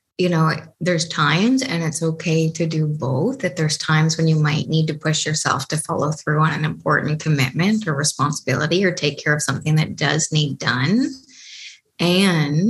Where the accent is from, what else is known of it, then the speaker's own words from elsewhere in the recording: Canada; I'm from Canada